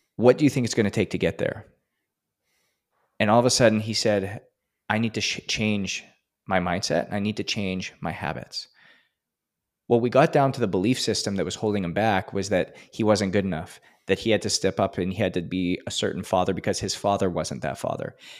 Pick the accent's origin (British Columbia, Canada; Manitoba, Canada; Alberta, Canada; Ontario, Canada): Alberta, Canada; Edmonton; moved away; I'm from Canada and, uh, in Edmonton, actually.